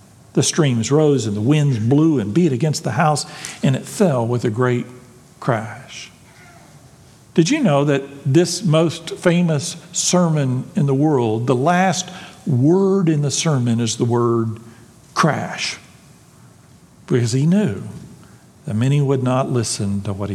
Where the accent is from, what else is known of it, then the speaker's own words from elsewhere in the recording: Texas, United States; I'm a Texan